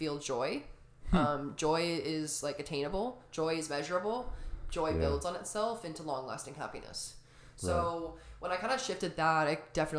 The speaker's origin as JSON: {"language": "English", "town": "Tucson", "region": "Arizona", "country": "United States", "tie": "born or raised there", "said": "I'm from Tucson, Arizona. So about a couple hours south of here, born and raised"}